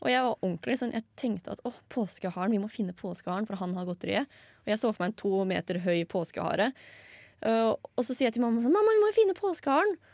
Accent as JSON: {"language": "Norwegian", "town": "Asker", "region": "Akershus", "country": "Norway", "said": "Eh, fordi jeg er jo fra Asker. Slasker og Blærum."}